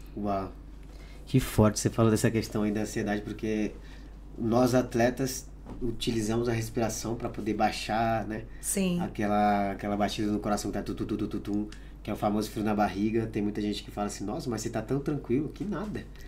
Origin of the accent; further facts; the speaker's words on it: Pará, Brazil; moved away; eu nasci no Pará